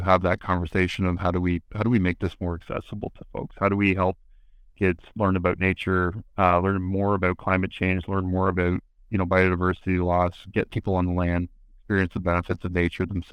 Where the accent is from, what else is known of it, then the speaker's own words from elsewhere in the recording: Toronto, Ontario, Canada; I grew up in Toronto